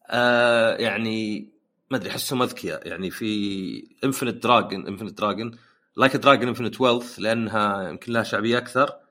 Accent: Bahrain

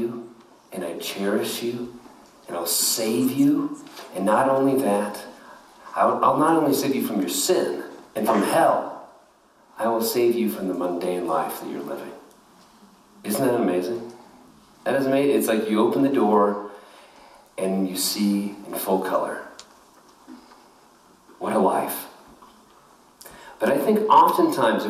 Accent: Kansas, United States; I was born in Kansas

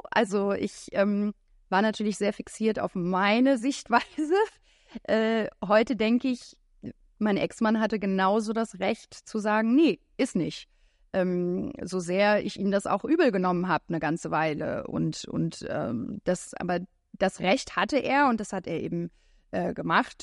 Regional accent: France; moved away; ich bin in Frankreich aufgewachsen

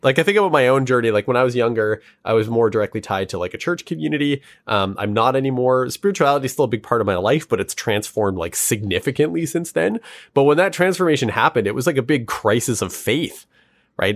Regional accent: Canada; our country also has a really dark history

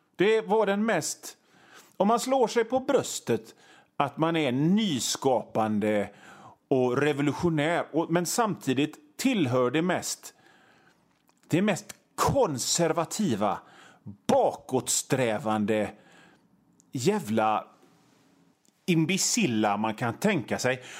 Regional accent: Gothenburg, Västra Götaland, Sweden; jag är från Göteborg

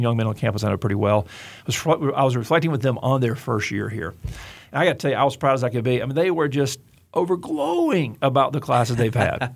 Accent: Gulf Coast, United States; I grew up on the Gulf Coast

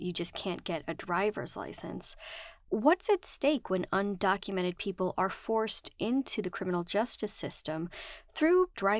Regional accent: rural Wisconsin, United States; someone who grew up in a more rural part of Wisconsin

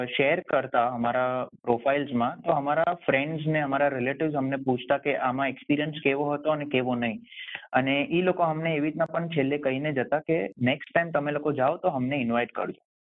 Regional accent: India; now in Sydney, Australia; હું ઇન્ડિયન છું

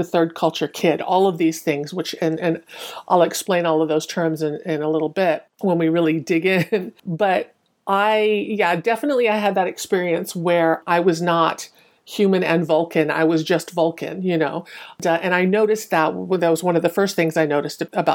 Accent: United States; born or raised there; also born or lived in Hong Kong

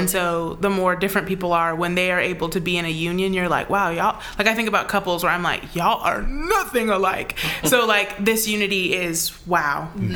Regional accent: United States; as an American

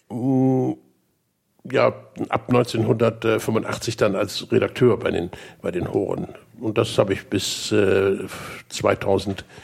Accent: Bremerhaven, Bremen, Germany; Geboren in und aufgewachsen in Bremerhaven, Studium in Hannover, äh, an der damaligen Technischen Universität.

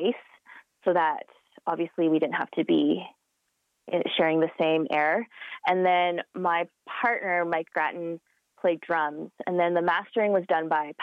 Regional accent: Calgary, Alberta, Canada; I am of Chinese descent, but I was born and raised in Calgary

